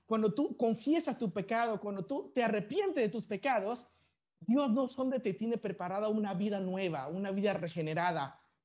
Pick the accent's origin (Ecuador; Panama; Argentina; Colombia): Panama; also born or lived in China; yo soy chino de nacimiento y muestro otra bandera panameña diciendo que yo soy panameño de crecimiento